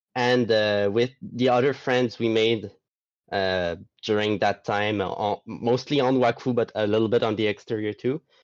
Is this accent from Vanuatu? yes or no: no; Gaspé, Quebec, Canada; I'm from Quebec, not mm-hmm. the city, but the province. The, the city I'm from is Gaspé